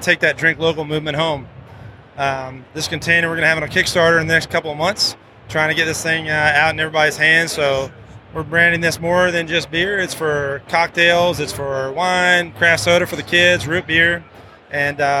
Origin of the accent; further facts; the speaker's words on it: Virginia, United States; moved away; also born or lived in North Carolina; We're both from Virginia, went to school at Wake Forest, North Carolina